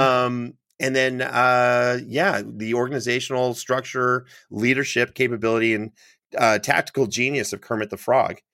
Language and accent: English; Canada; moved away; I'm from Canada